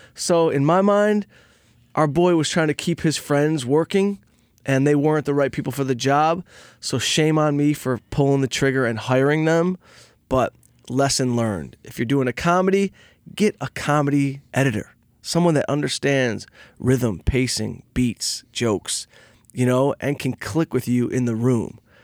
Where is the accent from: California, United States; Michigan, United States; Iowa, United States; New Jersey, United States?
Michigan, United States; Detroit; I'm from Detroit. I grew up on a scrap truck.